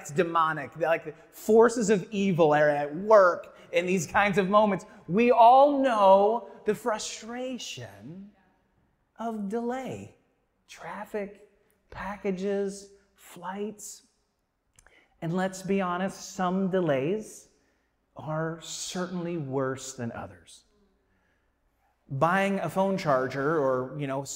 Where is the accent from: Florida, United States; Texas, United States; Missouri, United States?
Missouri, United States; St. Louis; moved away; I am from St. Louis